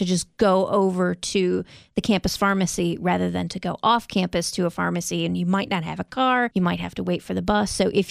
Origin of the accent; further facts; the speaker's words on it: Michigan, United States; now in North Carolina, United States; I'm from Michigan